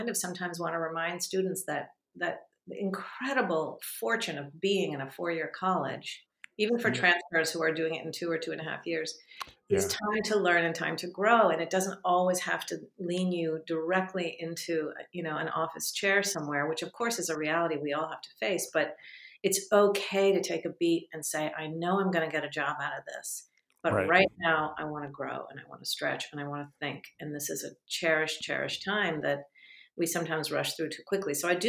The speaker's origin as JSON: {"language": "English", "country": "Japan", "tie": "born there", "also_born_or_lived": "Vietnam / Israel", "said": "We were living in Japan. I was born in Japan and we were they lived in Vietnam before that. We lived in Israel and traveled all around the Middle East."}